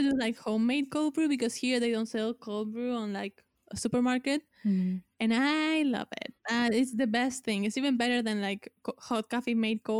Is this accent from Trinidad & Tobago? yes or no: no; Argentina; English is a second language; because I'm here from Argentina.